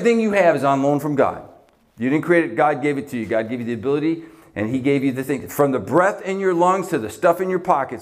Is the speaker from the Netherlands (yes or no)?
no; Canada; now in Buffalo, United States; I was born in Canada